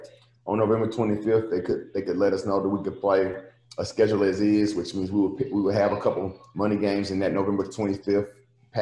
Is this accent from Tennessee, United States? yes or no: yes; Nashville, Tennessee, United States; I'm from Nashville, and be back in my own city, at a place that I adored so much growing up